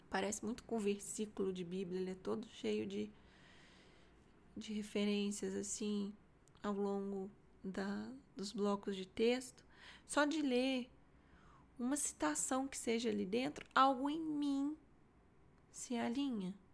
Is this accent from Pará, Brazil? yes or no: no; Minas Gerais, Brazil; nossa, sendo mineiro, né? Você fala, nossa, nó.